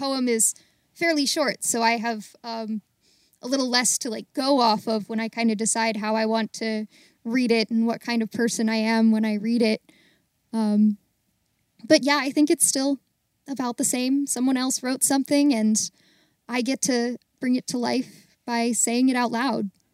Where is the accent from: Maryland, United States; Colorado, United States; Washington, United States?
Maryland, United States; Baltimore; also born or lived in Greensburg, Pennsylvania; I'm from Baltimore, and I'm currently living in Baltimore